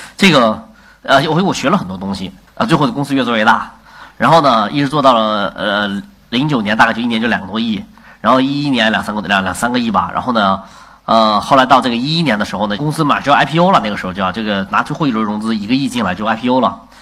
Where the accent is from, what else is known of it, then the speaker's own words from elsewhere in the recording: China; 我们作为中国人老师被国外的文化所侵略